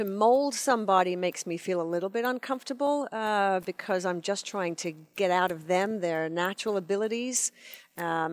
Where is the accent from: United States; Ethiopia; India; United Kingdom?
United Kingdom; England; moved away; when I was growing up in England